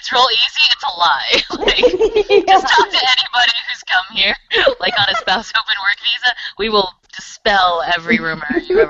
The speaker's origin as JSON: {"language": "English", "town": "Long Beach", "region": "California", "country": "United States", "also_born_or_lived": "Seattle", "moved": "as an adult", "lives_now": "Montreal, Canada", "said": "I'm from Long Beach"}